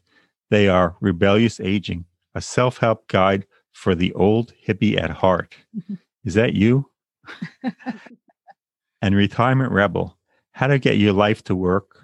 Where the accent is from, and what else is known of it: Long Island, New York, United States; born or raised there; moved away; also born or lived in Bay Ridge, Brooklyn